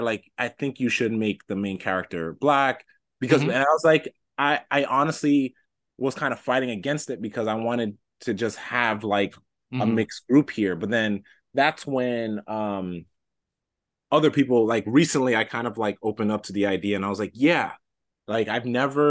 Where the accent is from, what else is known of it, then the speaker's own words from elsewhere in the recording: New York City, New York, United States; I grew up in New York, Washington Heights.